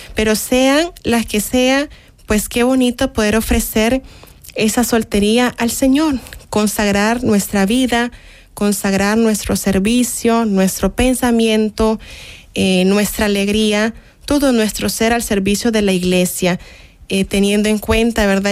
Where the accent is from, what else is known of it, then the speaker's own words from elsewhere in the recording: Nicaragua; now in El Salvador; en mi país, de hecho, en Nicaragua